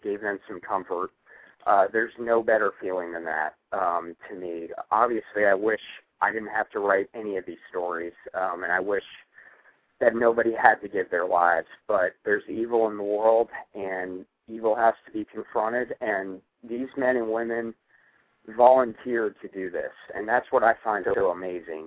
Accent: Northern Virginia, United States; I grew up in the Northern Virginia area

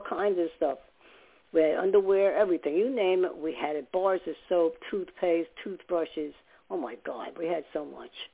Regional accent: New York City, New York, United States; also born or lived in Staten Island; now in New Jersey, United States; I lived in Staten Island for some years, and I was born in New York

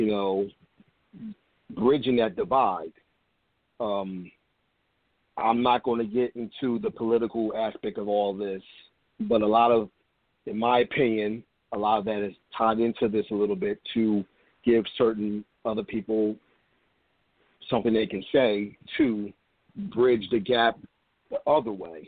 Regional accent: Trenton, New Jersey, United States; I'm from Trenton, New Jersey, another town that decided to, act a fool a few nights ago

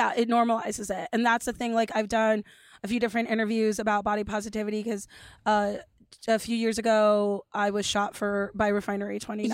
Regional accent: Los Angeles, California, United States; I grew up in Los Angeles

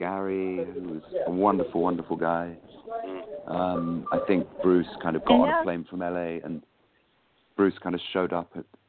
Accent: East Anglia, East of England, United Kingdom; also born or lived in London; Well, I was born in London, and then we moved out to East Anglia, to the county of Suffolk, which is kind of East Anglia.

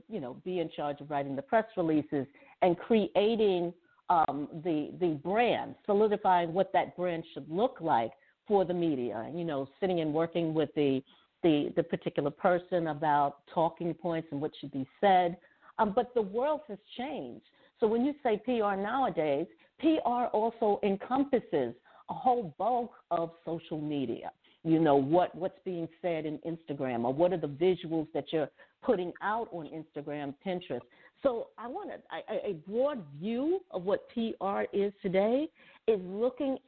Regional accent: New York City, New York, United States; moved away as an adult; now in Long Island, United States; I am Brooklyn bred. I come out of the Bushwick section of New York, but now I am living on Long Island. So I've been on Long Island for over 20 years now, but I grew up in Brooklyn, New York

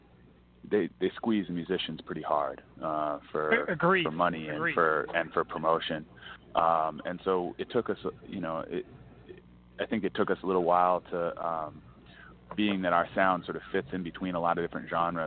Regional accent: Washington, District of Columbia, United States; also born or lived in the western US; now in Philadelphia, United States; I grew up in D.C.

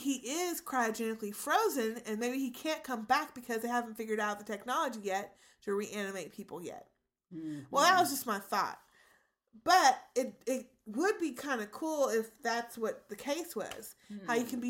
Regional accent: London, United Kingdom; I'm from London.

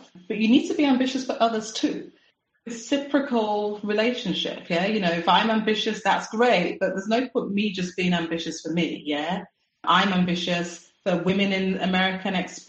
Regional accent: United Kingdom; moved away as an adult; also born or lived in Singapore; I'm a Brit. I'd spent my whole life living in the UK

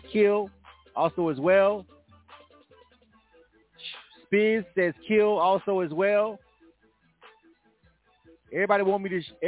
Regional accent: the South, United States; I'm not even from New York. I'm not. I'm from the South.

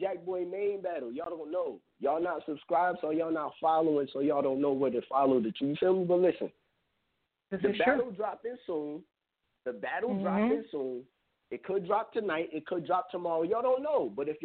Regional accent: New York City, New York, United States; I was born in Queens

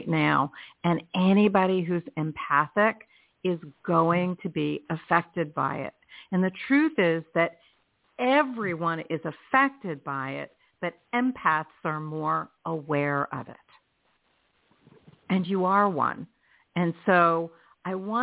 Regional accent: Philadelphia, Pennsylvania, United States; where I was born in Philadelphia

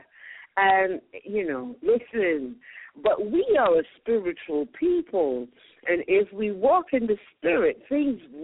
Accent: United States; also born or lived in Barbados (ancestry); now in Ghana; I was born in America of Barbadian parents

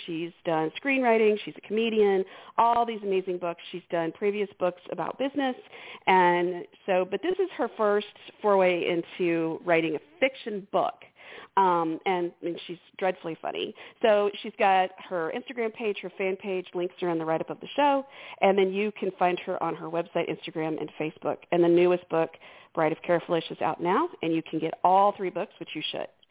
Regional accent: Houston, Texas, United States; I grew up in Houston and I remember every day in high school

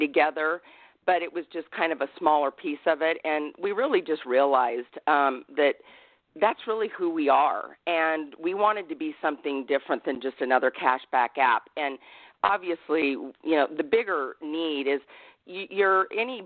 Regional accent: Midwest, United States; now in Los Angeles, United States; I'm from the Midwest

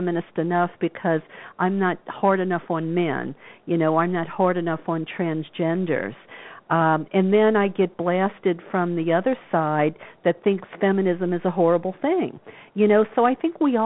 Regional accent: New Orleans, Louisiana, United States; I grew up in the Bible Belt of New Orleans

